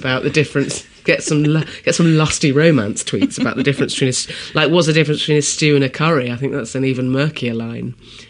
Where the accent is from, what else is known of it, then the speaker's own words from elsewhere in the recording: West Country, South West England, United Kingdom; I am from the West Country.